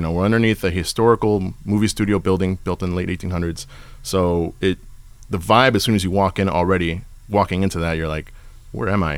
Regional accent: Ventura County, California, United States; I'm from Ventura County. I'm just on the other side of the valley

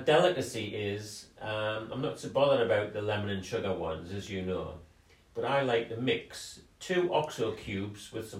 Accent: North Seaton Colliery, North East England, United Kingdom; born there; You know, I was born in North Seton Colliery.

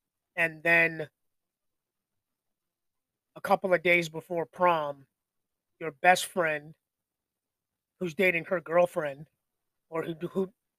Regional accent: Arizona, United States; born there; I was born in Arizona. I kind of like the Cardinals, I suppose.

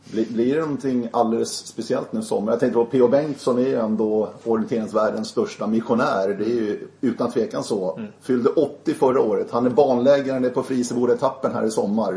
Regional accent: Sweden; oss svenska orienterare med ett SM här, eller ett SM, ett VM här hemma i Sverige

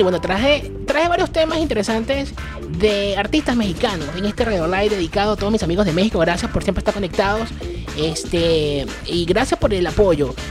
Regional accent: Venezuela; mi país, Venezuela

